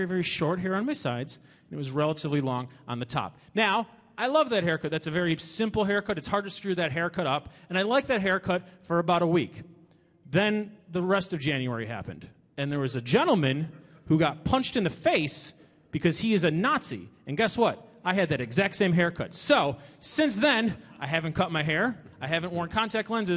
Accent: Chicago, Illinois, United States; I'm from Chicago

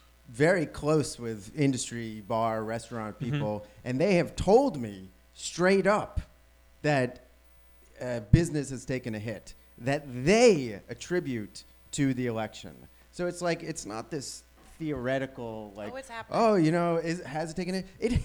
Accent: New York, United States; now in Washington, United States; You cannot place me because I lived in New York for 17 years.

